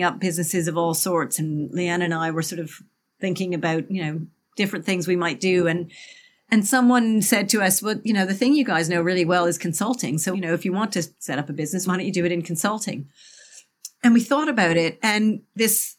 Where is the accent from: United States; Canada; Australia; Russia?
Canada; moved away as an adult; now in United Kingdom; I'm originally Canadian. I've lived in the UK now for nearly 30 years